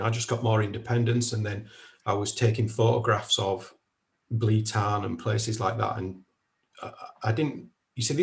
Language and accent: English; Kendal, North West England, United Kingdom; moved away as an adult; I'm originally from Kendal, which is in the South Lakes, and I lived there all my life until I graduated university when I was 21. But when I was living in Kendal growing up